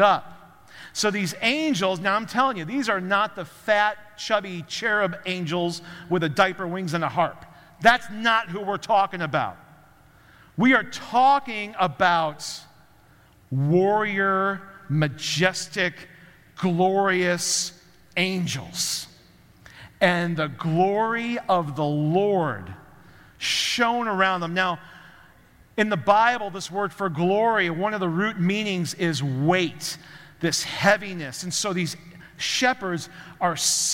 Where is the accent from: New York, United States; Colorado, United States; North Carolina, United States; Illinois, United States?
Illinois, United States; Chicago; I grew up around Chicago